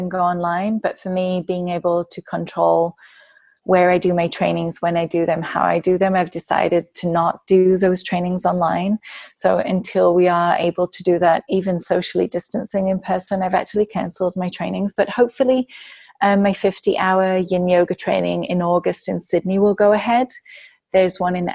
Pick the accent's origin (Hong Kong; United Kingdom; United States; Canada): United Kingdom; England; moved away; as an English person